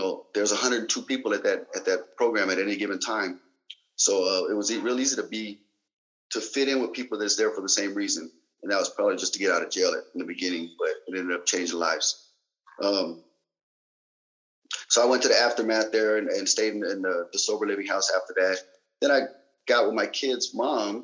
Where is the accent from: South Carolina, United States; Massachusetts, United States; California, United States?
California, United States; Salinas; also born or lived in Germany; I was from Salinas, California